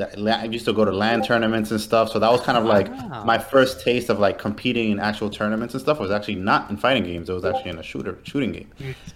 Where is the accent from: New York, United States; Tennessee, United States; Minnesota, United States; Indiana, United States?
New York, United States; I'm from New York